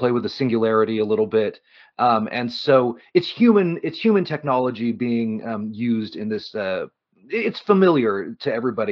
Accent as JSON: {"language": "English", "town": "Reno", "region": "Nevada", "country": "United States", "tie": "born or raised there", "said": "I grew up in Reno."}